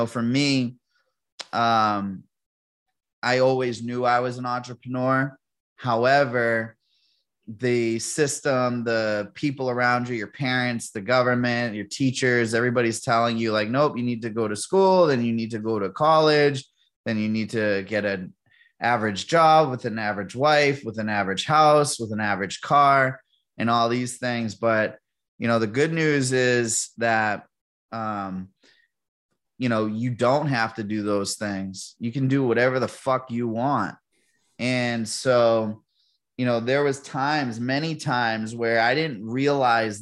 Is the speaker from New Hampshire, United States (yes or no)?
yes; Manchester, New Hampshire, United States; Born and raised in Manchester, New Hampshire